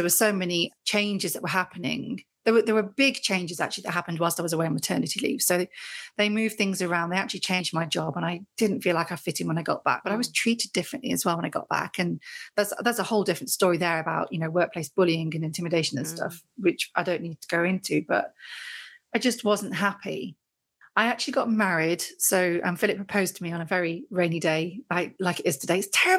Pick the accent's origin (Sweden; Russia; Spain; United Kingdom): United Kingdom; Great Haywood, West Midlands; moved away as an adult; now in North Yorkshire, United Kingdom; I grew up in the Midlands, mm-hmm, grew up in a little village called Great Heywood, which is near Stafford